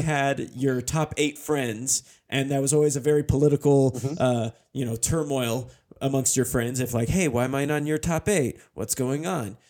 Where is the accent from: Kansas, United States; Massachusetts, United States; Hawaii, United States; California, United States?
California, United States; Northern; we're both from Northern mm-hmm. California